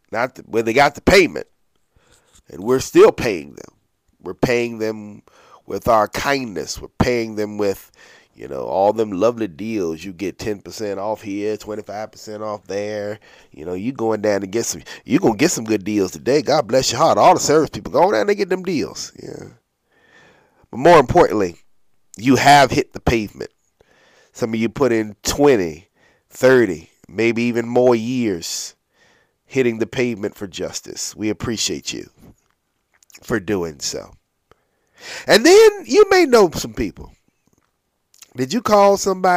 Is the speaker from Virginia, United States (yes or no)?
yes; Norfolk, Virginia, United States; We come from Norfolk, at least I do.